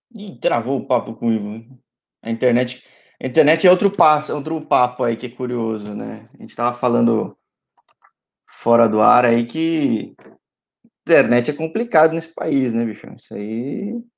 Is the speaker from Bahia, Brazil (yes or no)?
no; São Paulo, Brazil; sou de São Paulo